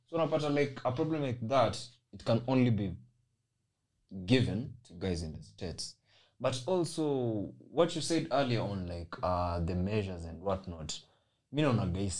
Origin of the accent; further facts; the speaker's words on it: Kenya; As a Kenyan